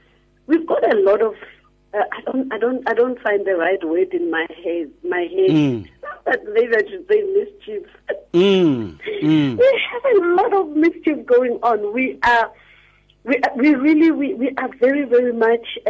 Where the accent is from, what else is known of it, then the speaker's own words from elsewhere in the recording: Rustenburg, North West, South Africa; When I was growing up in Rustenburg